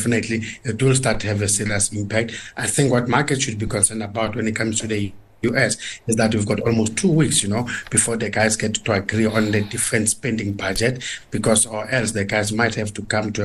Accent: South Africa; us as South African consumers

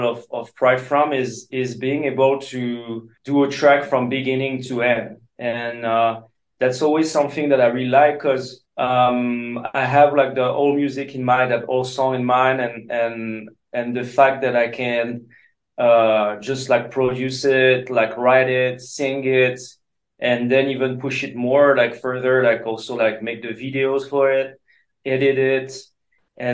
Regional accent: France; English is a second language

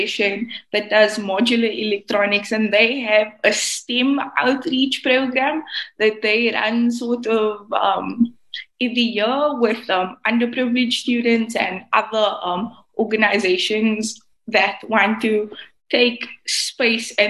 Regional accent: Cape Town, Western Cape, South Africa; I'm from the Cape Flats in Cape Town, South Africa. That's where I'm from.

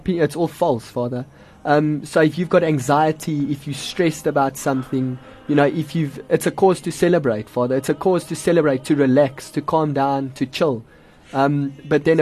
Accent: Benoni, Gauteng, South Africa; also born or lived in Boksburg; I grew up in Benoni because I live on the border between Boksburg and Benoni, so the school I went to, my friends, everything was in Benoni

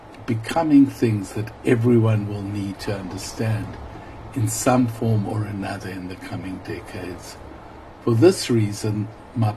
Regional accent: South Africa; my evolution as a South African activist

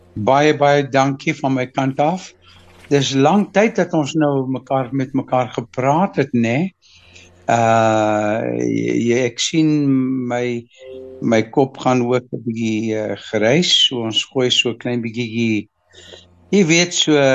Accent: Mozambique; ek is in nogal in Mosambiek gebore

